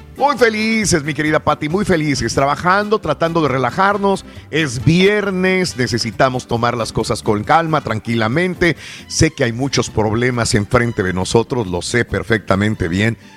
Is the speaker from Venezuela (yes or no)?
no; northern Tamaulipas, Mexico; also born or lived in South Texas / California / Chicago; now in Houston, United States; soy del norte de Tamaulipas, sur de Texas también. Y es muy caliente. Y yo me crié con una temperatura muy caliente